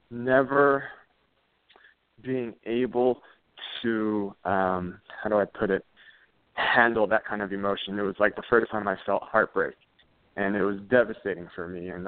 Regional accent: California, United States; I grew up in the San Gabriel Valley, uh, that's out in Southern California.

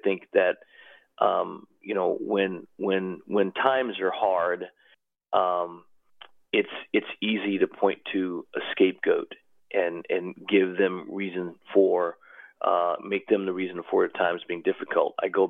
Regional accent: the South, United States; moved away; I'll be 60 years old this year. I grew up in the South.

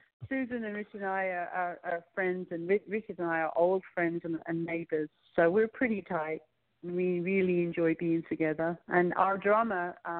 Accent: London, United Kingdom; moved away; We had three gigs in London, and I'm actually planning a trip to go back to plan another trip there, because we had such a good response, and it's my hometown

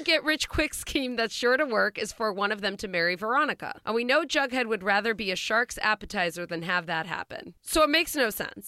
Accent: Schenectady, New York, United States; I'm from Schenectady.

